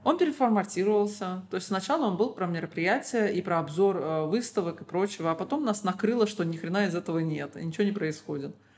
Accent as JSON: {"language": "Russian", "town": "Baku", "country": "Azerbaijan", "said": "Я всегда говорю бизимкеляр и имею в виду людей с Азербайджана"}